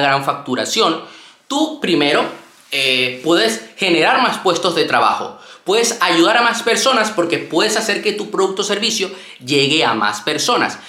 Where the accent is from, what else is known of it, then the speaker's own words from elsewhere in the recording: Venezuela; moved away; also born or lived in Panama; yo soy de Venezuela, nací en Venezuela y vivía en Panamá durante mucho tiempo